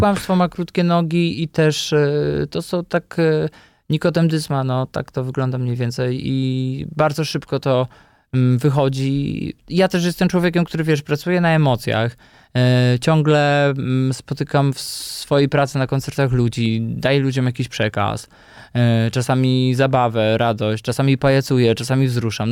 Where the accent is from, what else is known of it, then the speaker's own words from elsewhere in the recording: Podkarpacie, Subcarpathian Voivodeship, Poland; now in Warsaw, Poland; Ja jestem, y, chłopakiem, który pochodzi z prowincji, z Podkarpacia i przez wiele lat przyjeżdżając tutaj do Warszawy, może trochę wstydziłem się tego pochodzenia, że jestem z wioski